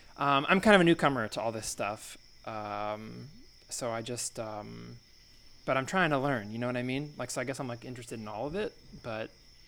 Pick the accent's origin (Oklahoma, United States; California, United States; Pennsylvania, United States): California, United States; Oakland; I'm from Oakland.